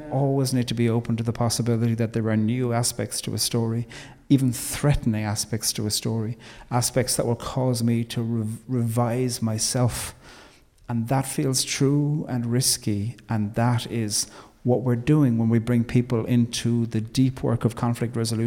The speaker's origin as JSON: {"language": "English", "country": "Ireland", "said": "we love to forget that part of the story as Irish people"}